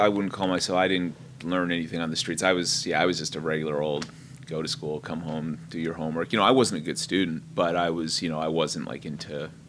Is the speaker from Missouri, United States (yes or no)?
no; East Hanover, New Jersey, United States; I grew up in an all-Italian, like, blue-collar Italian town. Like, everyone right off the boat from Sicily.